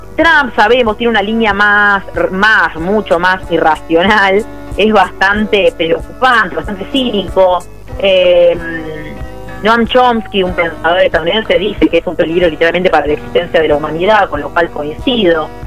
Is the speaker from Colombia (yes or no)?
no; Argentina; tenemos como Argentina dos desafíos